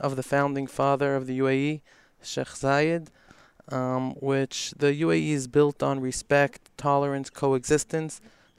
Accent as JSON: {"language": "English", "town": "New York City", "region": "New York", "country": "United States", "also_born_or_lived": "Casablanca, Morocco", "moved": "as an adult", "lives_now": "Dubai, United Arab Emirates", "said": "Yeah, so I'm from New York, from Brooklyn, New York, from Crown Heights. I moved here about 6 years ago."}